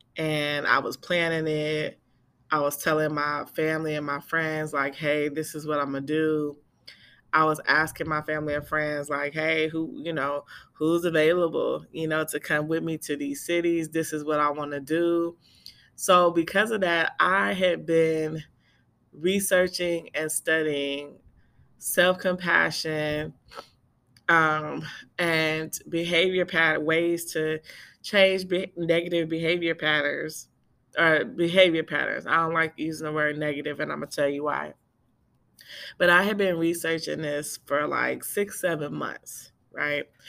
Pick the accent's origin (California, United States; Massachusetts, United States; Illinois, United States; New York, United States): California, United States; Bay Area; I'm from the Bay Area